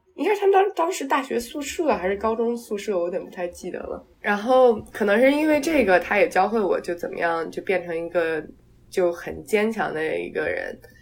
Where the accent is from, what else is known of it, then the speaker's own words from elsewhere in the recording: Taiyuan, Shanxi, China; 我当时是在，就是在老家太原那边出生的嘛